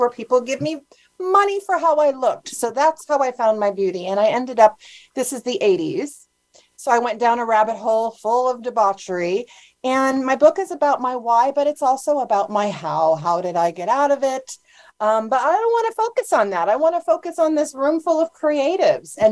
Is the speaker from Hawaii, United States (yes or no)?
yes; Honolulu, Hawaii, United States; I grew up in Honolulu, Hawaii